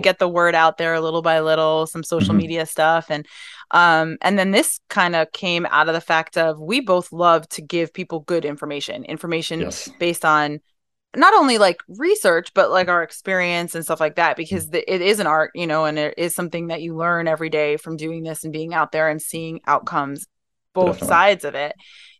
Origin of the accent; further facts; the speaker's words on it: New York, United States; I'm originally from New York, and veterinary medicine was actually my second career